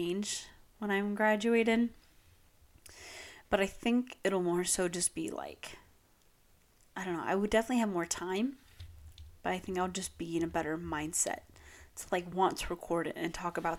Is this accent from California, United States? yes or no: yes; Long Beach, California, United States; moved away; I'm from Long Beach, and they're, like, we have Shoreline Village